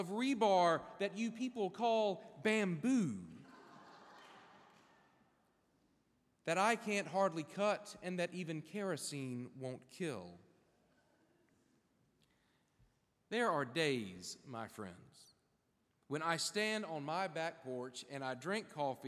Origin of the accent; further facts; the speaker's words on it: South Carolina, United States; moved away as an adult; also born or lived in Manhattan, New York; now in Florida, United States; I grew up in South Carolina, moved to North Carolina for a little while, spent my 30s in a high-rise apartment in Manhattan.